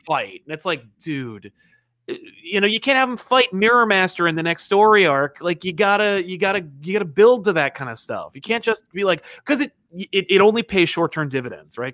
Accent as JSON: {"language": "English", "region": "New Jersey", "country": "United States", "said": "I'm, I'm from Jersey"}